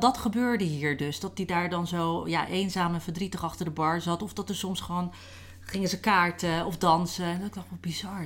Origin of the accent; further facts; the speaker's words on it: Rozenburg, South Holland, Netherlands; hier in eh, Rozenburg, waar ik ben opgegroeid